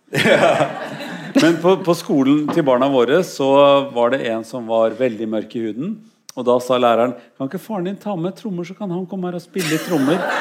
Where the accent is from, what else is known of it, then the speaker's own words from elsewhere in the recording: Norway; jeg er norsk